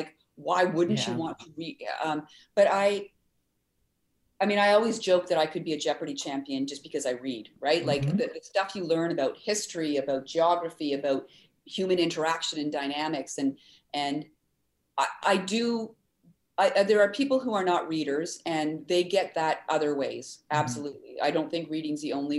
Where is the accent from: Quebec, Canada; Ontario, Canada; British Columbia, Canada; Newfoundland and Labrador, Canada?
Ontario, Canada; Ottawa; now in Winnipeg, Canada; I grew up in Ottawa, but we'd come to Winnipeg to visit my aunt